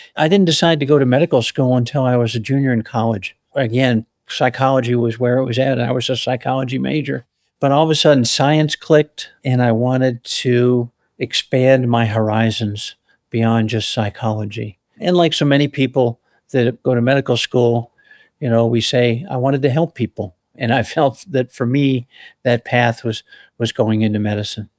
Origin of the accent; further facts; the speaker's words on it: Chicago, Illinois, United States; moved away as an adult; also born or lived in Colorado; I was born and raised in the Chicago area